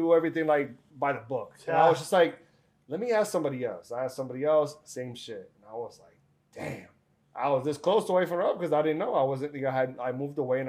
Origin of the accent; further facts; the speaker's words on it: Providence, Rhode Island, United States; moved away; also born or lived in Dominican Republic; I'm from Providence for background purposes. Southside.